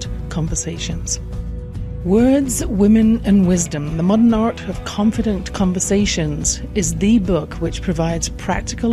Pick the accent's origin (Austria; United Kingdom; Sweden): United Kingdom; England; I grew up in England